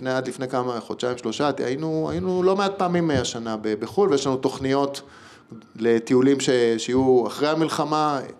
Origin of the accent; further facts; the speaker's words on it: Belgium; also born or lived in England; אני גרתי שנה {S1} באוסטרליה ואני גדלתי בתור ילד בבלגיה וגדלתי באנגליה בתיכון.